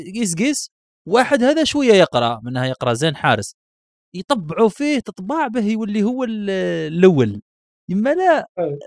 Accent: southern Algeria, Algeria; عندنا في الجنوب

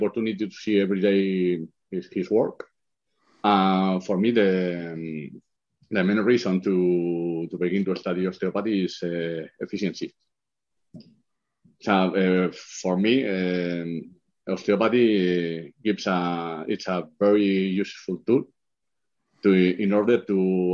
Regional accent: Pamplona, Navarre, Spain; English is a second language; I'm from Pamplona, in a little city in the north of Spain

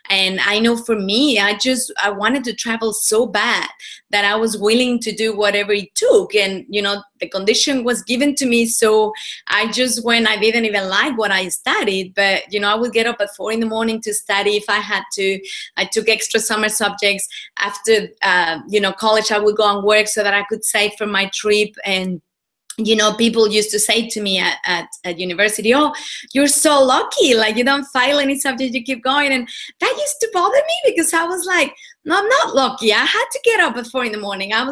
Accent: Mexico; now in Australia; Sure. Well, I'm originally from Mexico. I was born and bred over there. Um, I've been in Australia for about 15 years, so the accent is all a little bit mixed now

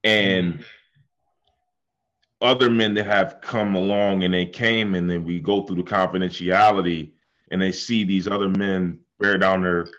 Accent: Buffalo, New York, United States; now in Atlanta, United States; I'm from Buffalo

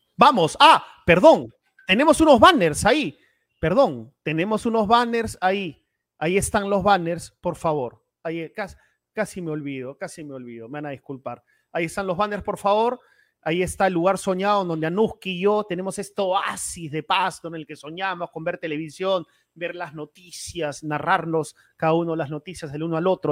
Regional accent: Peru; Todos somos peruanos y peruanas

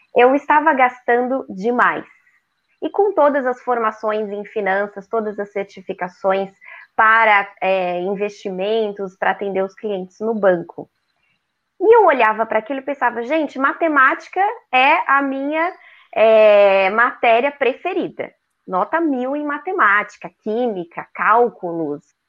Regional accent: São Paulo, Brazil; moved away as an adult; now in Florianópolis, Brazil; Sou paulistana, moro há 20 anos aqui em Florianópolis, Santa Catarina

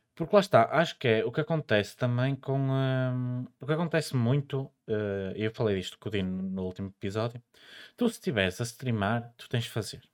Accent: the North, Northern Portugal, Portugal; eu sou do Norte, eu digo verde

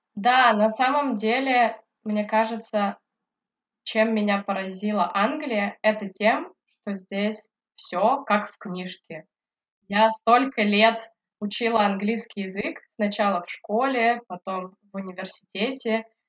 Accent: Yekaterinburg, Sverdlovsk Oblast, Russia; moved away as an adult; also born or lived in Votkinsk, Udmurtia / Tomsk; now in London, United Kingdom; Я родилась в Удмуртии, в городе Воткинск. Это родина Петра Ильича Чайковского. На самом деле, наверное, я могу сказать, что я Екатеринбурженка или Свердловчанка. Всю свою жизнь я прожила в Екатеринбурге, я там училась, закончила школу

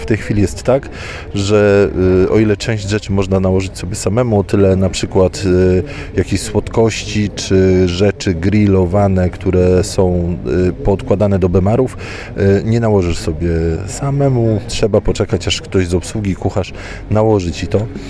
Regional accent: Poland; powiedziałem, że z Polski

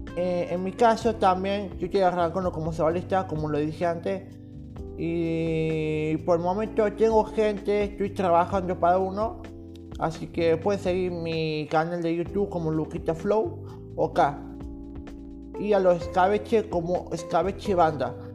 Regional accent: Córdoba, Argentina; yo soy de Córdoba Capital

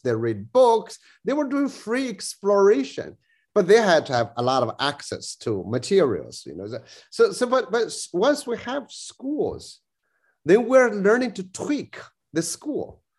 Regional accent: New South Wales, Australia; I'm Australian, you know, I'm uh, you know New, New South Wales kind of kind of person

